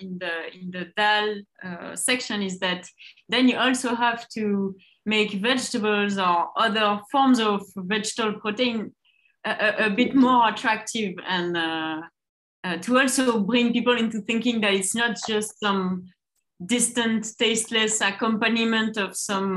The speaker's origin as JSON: {"language": "English", "region": "Basque Country", "country": "Spain", "tie": "born or raised there", "said": "at least I grew up in the Basque Country, which is between France and Spain, where people really can eat cold cuts 3 times a day."}